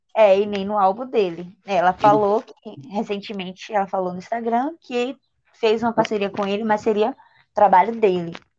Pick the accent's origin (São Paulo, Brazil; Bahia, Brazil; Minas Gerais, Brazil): Bahia, Brazil; Eu sou da Bahia